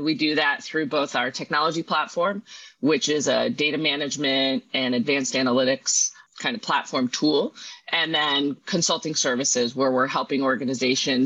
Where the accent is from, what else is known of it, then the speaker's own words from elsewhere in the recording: outside of Chicago, Illinois, United States; I grew up outside of Chicago